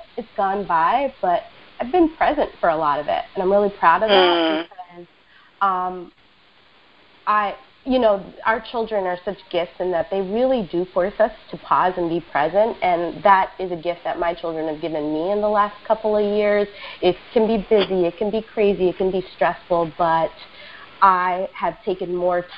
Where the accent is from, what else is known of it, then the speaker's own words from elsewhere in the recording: New York City, New York, United States; I am a native New Yorker, ride or die, and I was born and raised in Queens